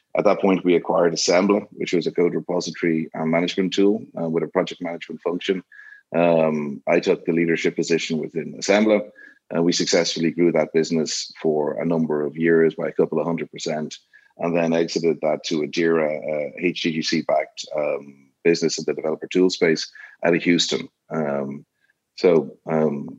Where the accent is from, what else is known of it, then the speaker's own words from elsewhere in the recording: Dublin, Leinster, Ireland; now in San Antonio, United States; I'm from Dublin, Ireland